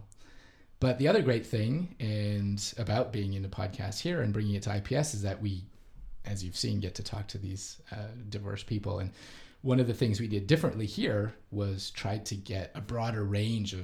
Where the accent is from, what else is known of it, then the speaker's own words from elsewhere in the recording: Canada; moved away as an adult; now in Japan; I am from Canada, but I've been in Japan for the last 12 years or so